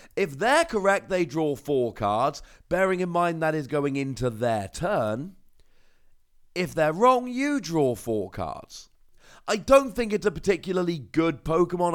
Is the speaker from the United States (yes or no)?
no; Cornwall, South West England, United Kingdom; I'm from Cornwall